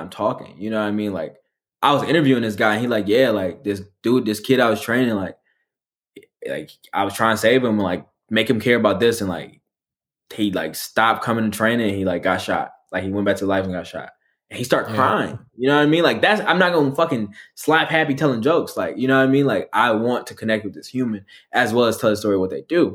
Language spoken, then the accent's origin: English; Detroit, Michigan, United States; moved away as an adult; also born or lived in Los Angeles; I'm just a nigga from Detroit